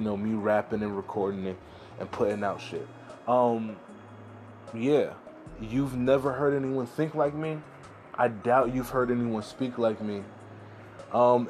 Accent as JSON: {"language": "English", "town": "New York City", "region": "New York", "country": "United States", "said": "I'm from America, I'm from New York City, I'm from Harlem, I'm a Black guy"}